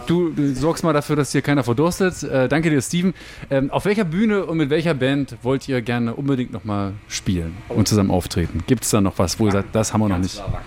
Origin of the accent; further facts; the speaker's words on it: the area around Bitterfeld, Saxony-Anhalt, Germany; ich bin ja hier auch in der Gegend groß geworden